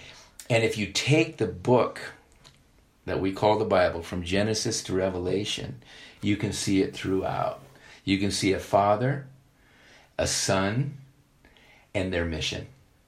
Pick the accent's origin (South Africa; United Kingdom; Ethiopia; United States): Ethiopia; moved away; I grew up in Ethiopia. My parents were missionaries.